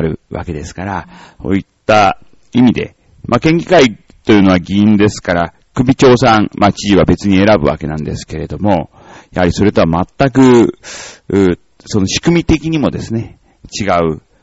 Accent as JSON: {"language": "Japanese", "town": "Nichinan", "region": "Miyazaki", "country": "Japan", "tie": "born or raised there", "moved": "yes", "said": "小学校も私はその県南の方の、まあ宮崎の 日南市っていうところなんですが、まあそこの小学校出てる"}